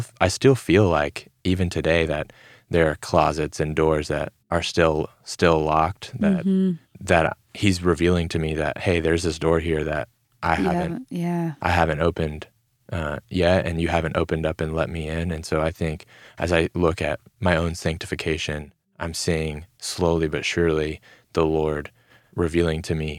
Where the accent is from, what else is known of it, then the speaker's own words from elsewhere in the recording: the South, United States; growing up in a Christian home, growing up in the Bible Belt